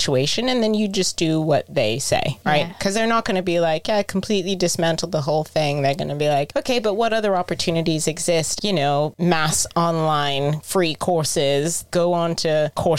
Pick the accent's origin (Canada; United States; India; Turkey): United States; As an American